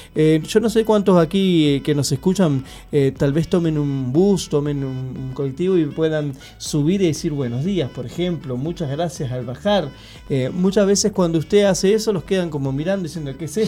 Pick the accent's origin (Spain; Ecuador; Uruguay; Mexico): Uruguay; Santa Lucía, Canelones; now in Montevideo, Uruguay; nosotros vivíamos en Santa Lucía